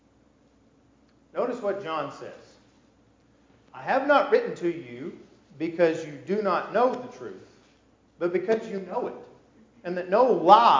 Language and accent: English; United States; I grew up in America